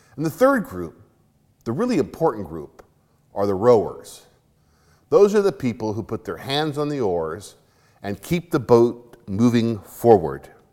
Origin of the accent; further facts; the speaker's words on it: Arizona, United States; When I was growing up in Arizona